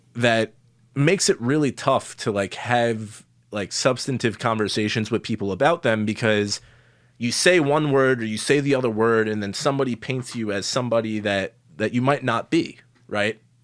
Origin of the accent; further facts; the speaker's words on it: Long Island, New York, United States; I grew up on Long Island, pretty affluent place